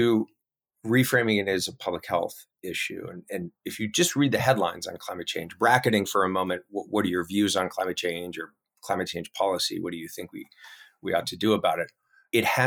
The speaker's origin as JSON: {"language": "English", "region": "California", "country": "United States", "said": "my home state of California"}